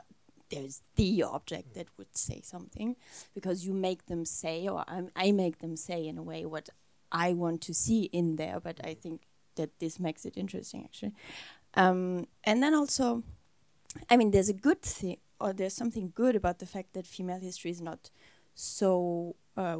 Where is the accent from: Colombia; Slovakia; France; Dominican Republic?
France; also born or lived in Germany; I was born in Germany, but raised a lot in France